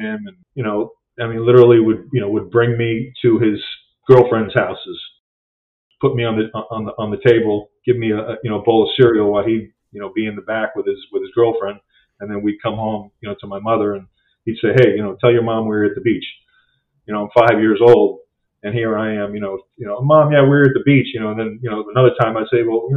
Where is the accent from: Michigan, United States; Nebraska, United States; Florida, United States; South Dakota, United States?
Florida, United States; Key Biscayne; also born or lived in Massachusetts / New York State; I grew up, my family's originally from Massachusetts, but I moved to Florida. I grew up in Miami, and I moved to Florida. I was very young, 3.